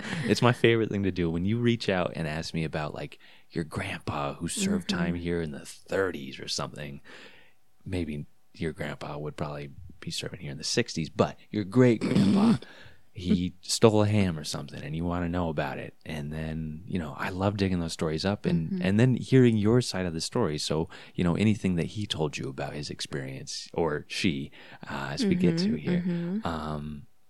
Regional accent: Boise, Idaho, United States; I am also born and raised here in Boise, Idaho. Went to Bora High School.

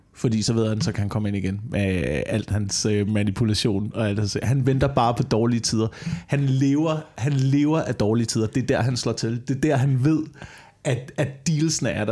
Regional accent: Slagelse, Zealand, Denmark; der hvor jeg voksede op i Slagelse

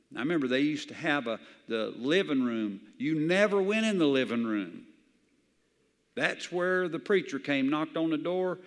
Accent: the South, United States; I grew up in the South where everybody had a Bible

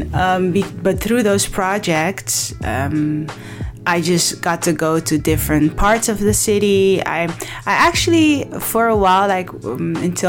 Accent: Amsterdam, North Holland, Netherlands; I was raised in Belmer, southeast side of Amsterdam

